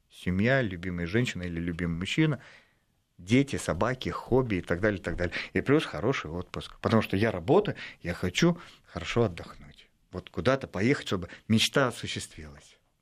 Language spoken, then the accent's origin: Russian; Russia; я из России